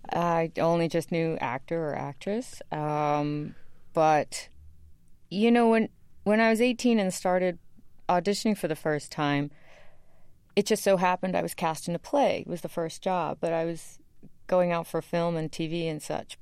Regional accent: New York City, New York, United States; I loved where I grew up

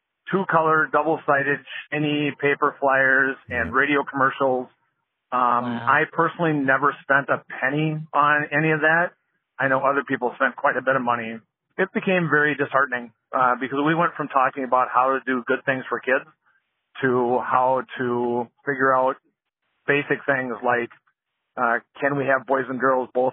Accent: Wisconsin, United States; I'm from Wisconsin.

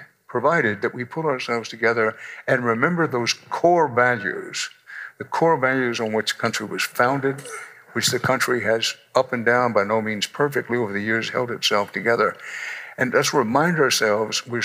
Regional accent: Houston, Texas, United States; moved away as an adult; now in New York, United States; I'm Texan to the core, I'm Texas born, Texas bred, and when I die, I will be Texas dead

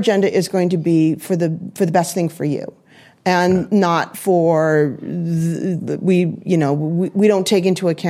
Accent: California, United States; now in New York, United States; I was born in California, and I am not an LA gal

